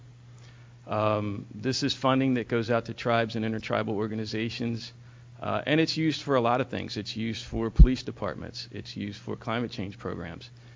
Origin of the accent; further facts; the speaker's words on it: Philadelphia, Pennsylvania, United States; moved away; I'm originally from Philadelphia, and I work for GLIFWIC.